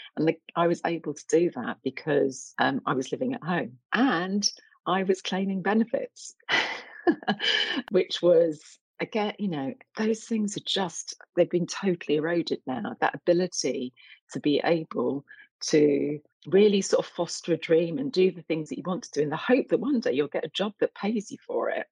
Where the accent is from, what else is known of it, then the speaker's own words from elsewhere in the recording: London, United Kingdom; also born or lived in Essex; i grew up in east london child of jamaican immigrants